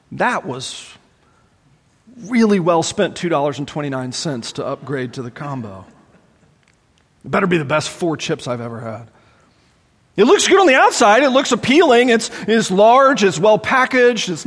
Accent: Charlotte, North Carolina, United States; growing up in the Charlotte area, man, everybody was a Christian

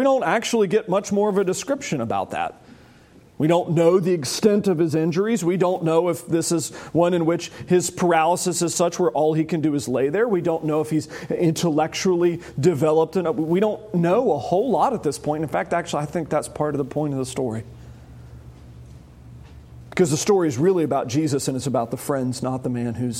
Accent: United States; York County. I'm from York County.

